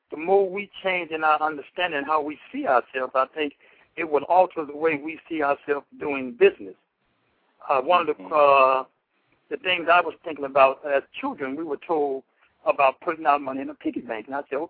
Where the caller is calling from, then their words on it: Elkton, Illinois, United States; I'm calling from Elkton, Illinois.